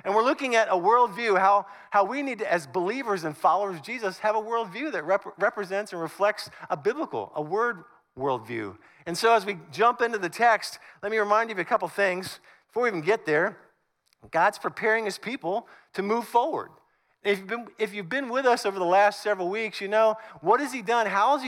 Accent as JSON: {"language": "English", "region": "Northern United States", "country": "United States", "lives_now": "Southern United States", "said": "And I've been in the South longer than I lived in the North, but I'm still a Northerner."}